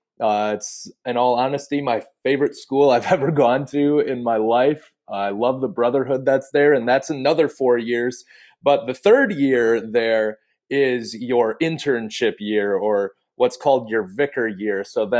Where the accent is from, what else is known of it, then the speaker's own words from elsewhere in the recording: Appleton, Wisconsin, United States; I'm from the Appleton, Wisconsin area, studying to become a pastor at Wisconsin Lutheran Seminary.